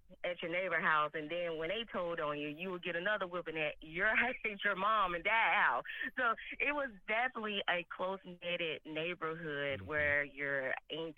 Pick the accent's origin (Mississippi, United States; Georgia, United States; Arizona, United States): Mississippi, United States; now in Phoenix, United States; Growing up in Mississippi